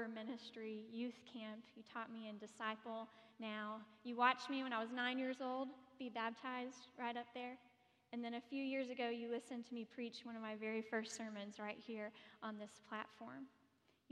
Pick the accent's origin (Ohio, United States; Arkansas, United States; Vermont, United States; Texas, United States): Texas, United States; Fort Worth; moved away as an adult; now in Stuttgart, Germany; I grew up here in Fort Worth.